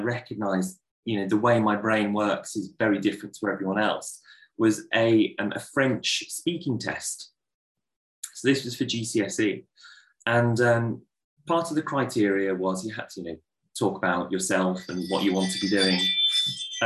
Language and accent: English; Solihull, West Midlands, United Kingdom; I was born in Solihull in Birmingham and I lived there until I was about 19 years old.